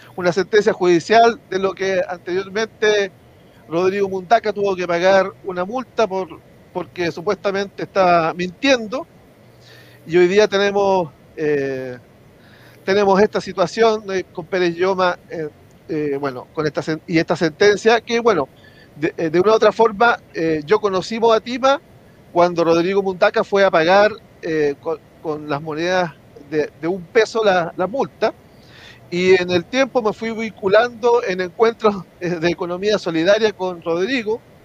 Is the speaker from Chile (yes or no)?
yes; Concepción, Biobío, Chile; now in San Pedro de La Paz, Chile; nacido y criado en Concepción, eh, vivo actualmente en San Pedro de La Paz